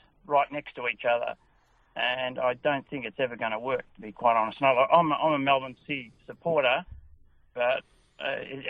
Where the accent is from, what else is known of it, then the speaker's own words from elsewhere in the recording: Netherlands; now in Edithvale, Australia; I was born in Holland and came out here very, very long time ago